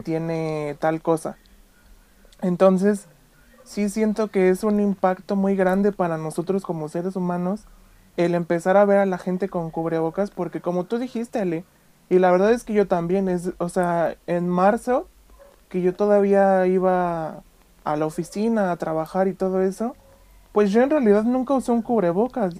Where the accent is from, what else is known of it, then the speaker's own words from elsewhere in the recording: Mexico; no tenemos nosotros como mexicanos la costumbre de usar un cubrebocas